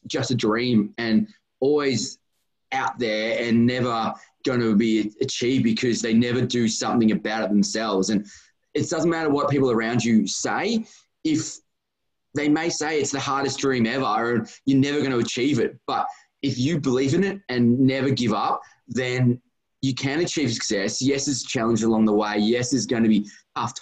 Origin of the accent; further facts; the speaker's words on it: Australia; I grew up and live in Australia